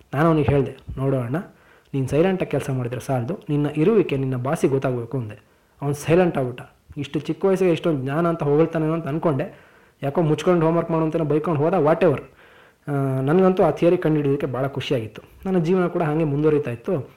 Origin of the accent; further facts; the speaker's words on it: Koppa, Karnataka, India; ನಮ್ಮ ಊರು ಕೊಪ್ಪ ಇದೆಯಲ್ಲ ಅದು ಮಂಗಳೂರಿಂದ ದಾವಣಗೆರೆಗೆ ಹೋಗೋ ದಾರಿಯಲ್ಲಿ ಬಹುತೇಕ ಮಧ್ಯದಲ್ಲಿ ಬರುವಂಥ ಊರು